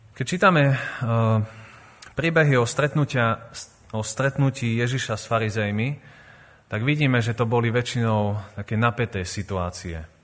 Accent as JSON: {"language": "Slovak", "town": "Revúca", "region": "Banská Bystrica Region", "country": "Slovakia", "tie": "born or raised there", "also_born_or_lived": "Vojvodina, Serbia"}